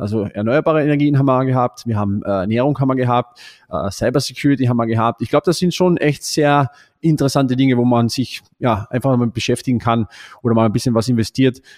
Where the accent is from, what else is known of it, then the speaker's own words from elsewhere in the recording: Austria; bei uns in Österreich